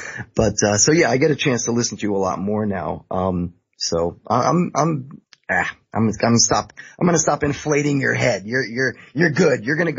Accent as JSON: {"language": "English", "country": "United States", "said": "I am an American."}